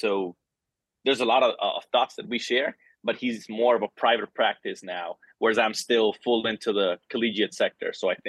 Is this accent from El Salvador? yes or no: yes; El Salvador; born there; also born or lived in Central America; I was born in El Salvador, bounced around Central America a couple times, lived in four other countries